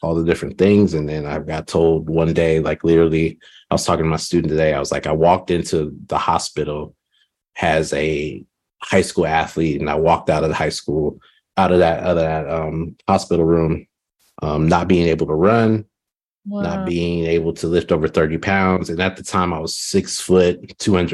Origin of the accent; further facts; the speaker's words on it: Southern California, United States; moved away as an adult; also born or lived in Redding, California; now in Austin, United States; I was born in Southern California